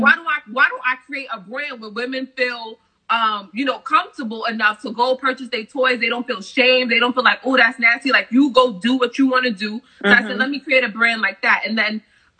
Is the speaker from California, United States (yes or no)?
no; New York City, New York, United States; now in New Jersey, United States; I'm from Brooklyn, New York. Right now, I currently reside in New Jersey.